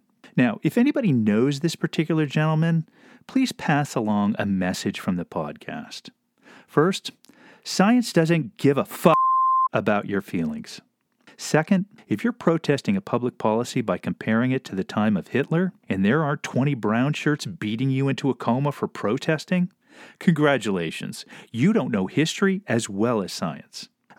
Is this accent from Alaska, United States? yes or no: yes; Anchorage, Alaska, United States; After growing up in Anchorage my entire life, along